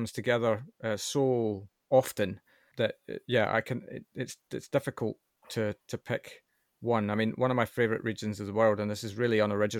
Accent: United Kingdom; I'm British, right?

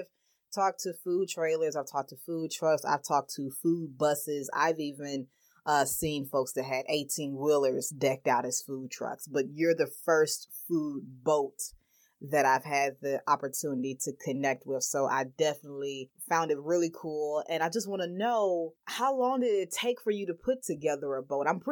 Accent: Birmingham, Alabama, United States; I'm from Birmingham, Alabama, originally

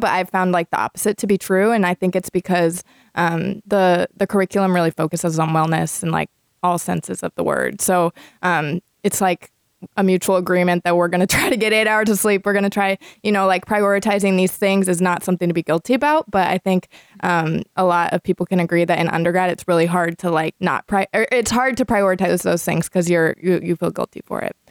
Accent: Cedar Rapids, Iowa, United States; now in Iowa City, United States; I'm from Cedar Rapids, so this is like closer to home

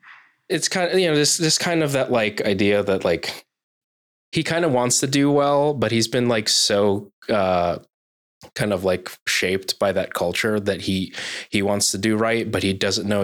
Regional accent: United States; growing up as a Filipino in America

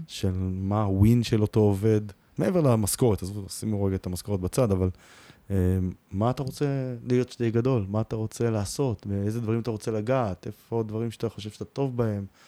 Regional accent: Israel; אנחנו נורא ישראלים

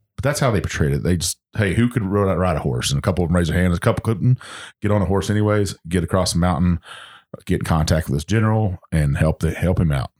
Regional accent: the South, United States; accent: Southern; my Southern accent

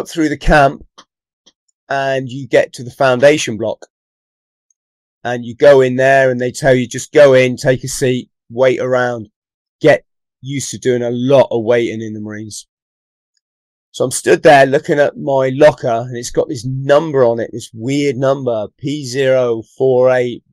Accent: the Southwest, South West England, United Kingdom; also born or lived in London; I've lived most of my life in the Southwest

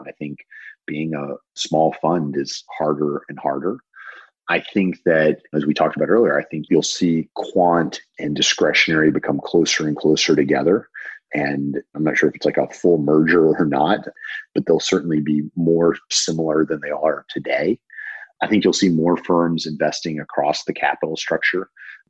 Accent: the South, United States; I was taught to cook by my grandmothers growing up in the South.

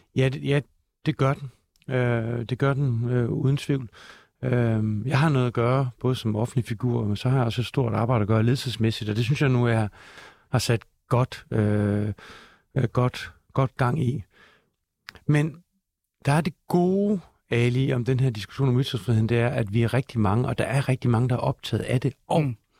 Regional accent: Denmark; Jeg er dansker, jeg er mand, jeg er far

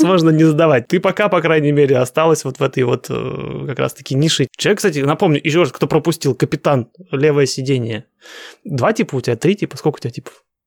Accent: Russia; moved away as an adult; now in United States

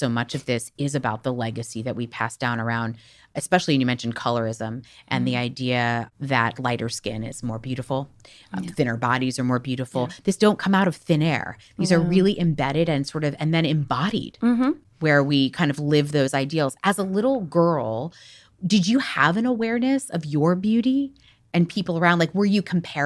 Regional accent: Miami, Florida, United States; I grew up in Miami

